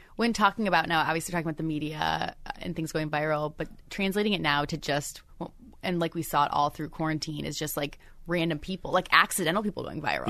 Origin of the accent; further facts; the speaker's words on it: Michigan, United States; moved away; I'm from Michigan